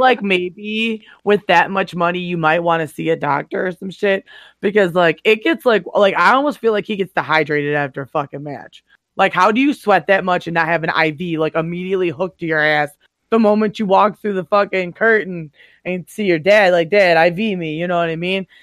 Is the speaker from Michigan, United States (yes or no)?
yes; Detroit, Michigan, United States; I grew up in Metro Detroit.